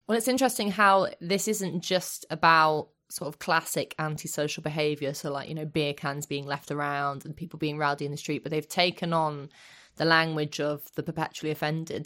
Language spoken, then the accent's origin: English; London, United Kingdom; I grew up in Finsbury Park